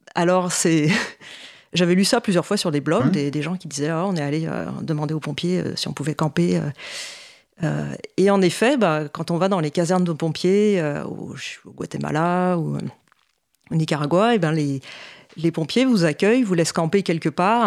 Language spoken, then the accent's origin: French; Paris, Île-de-France, France; also born or lived in Montpellier / Toronto, Canada; j'ai grandi à Paris